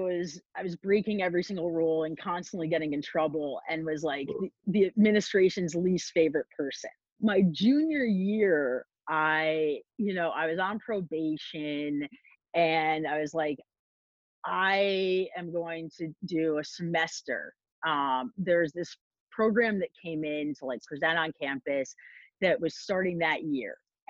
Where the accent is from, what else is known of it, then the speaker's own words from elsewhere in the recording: Hanover, New Hampshire, United States; I grew up next to Dartmouth College. So I had this idea of high academics. And growing up in New England